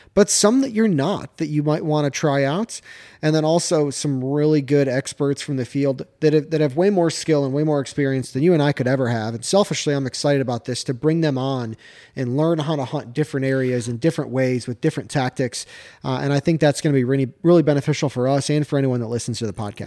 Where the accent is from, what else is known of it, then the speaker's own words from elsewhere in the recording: Michigan, United States; moved away as an adult; also born or lived in North Carolina; now in Georgia, United States; I grew up in Michigan, right? Relatively flat terrain.